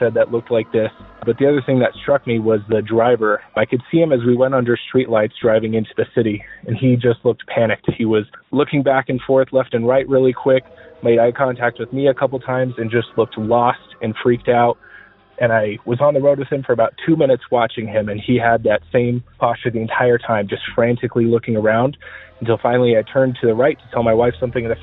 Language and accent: English; Albuquerque, New Mexico, United States; I'm from Albuquerque, New Mexico